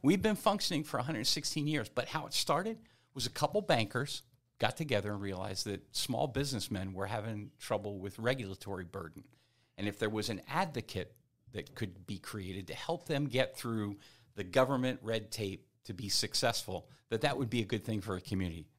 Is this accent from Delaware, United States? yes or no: yes; New Castle County, Delaware, United States; moved away as an adult; now in Frederick, United States; I grew up in New, Newcastle County, Delaware